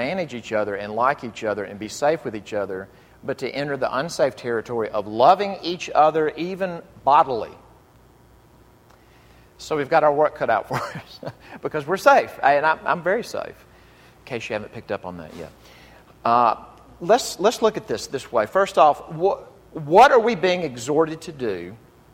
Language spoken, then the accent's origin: English; the South, Southern United States, United States; I as a Southerner